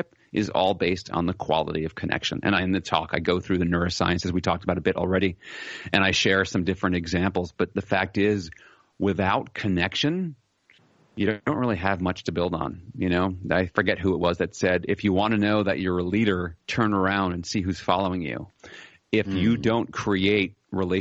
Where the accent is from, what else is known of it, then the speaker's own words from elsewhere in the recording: United States; moved away as an adult; now in Netherlands; I'm an American by birth, but I'm living in the Netherlands